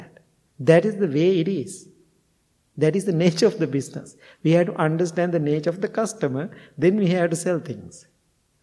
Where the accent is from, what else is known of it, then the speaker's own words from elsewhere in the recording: Sri Lanka; moved away as an adult; now in United States; I'm coming from Sri Lanka